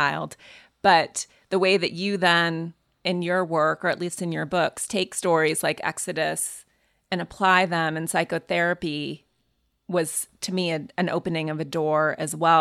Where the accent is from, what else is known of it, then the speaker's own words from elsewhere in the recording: Montana, United States; I grew up in Montana going to services with a female rabbi who flew into Montana